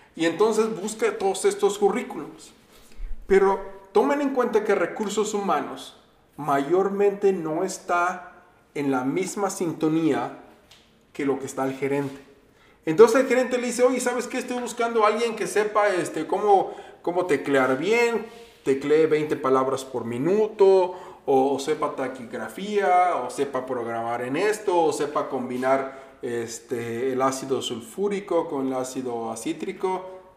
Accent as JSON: {"language": "Spanish", "region": "Veracruz", "country": "Mexico", "moved": "yes", "lives_now": "Minnesota, United States", "said": "yo vivo en Minnesota y voy mucho a México, soy veracruzano"}